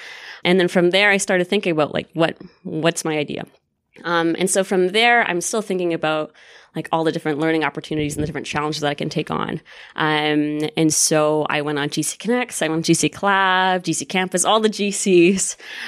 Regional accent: Winnipeg, Manitoba, Canada; moved away; So I'm actually from Winnipeg. Go Jets, go. Winnipeg.

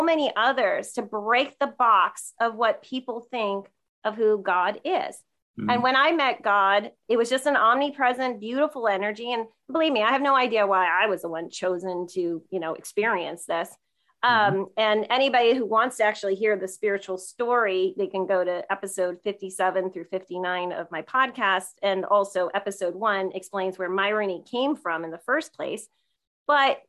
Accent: Sparta, New Jersey, United States; we're both from Sparta, New Jersey, little tiny suburb town about an hour outside of New York City

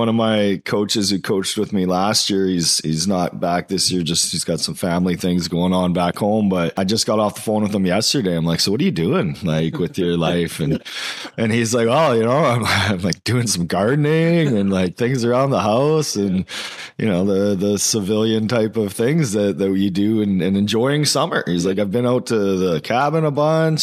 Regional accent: Mission, British Columbia, Canada; I grew up in Mission and we didn't have football there until I think I was 12

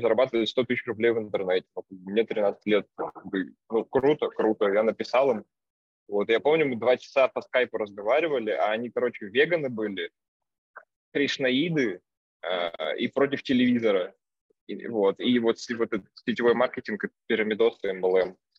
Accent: Vologda, Vologda Oblast, Russia; now in Saint Petersburg, Russia; я из Вологды, сейчас живу в Питере

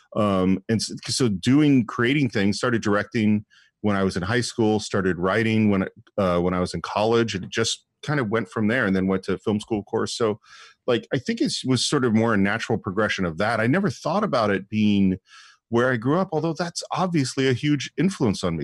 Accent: San Francisco Bay Area, California, United States; moved away as an adult; now in Los Angeles, United States; the influence of growing up in the San Francisco Bay Area is huge on me.

